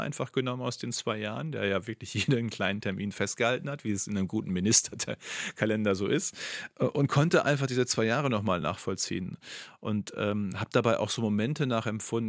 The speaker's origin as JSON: {"language": "German", "region": "North Rhine-Westphalia", "country": "Germany", "tie": "born or raised there", "said": "in meinem Heimatbundesland"}